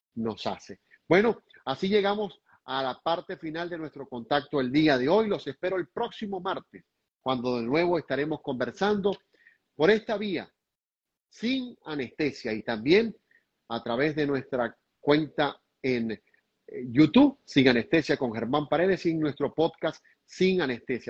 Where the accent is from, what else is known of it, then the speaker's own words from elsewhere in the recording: Venezuela; a los venezolanos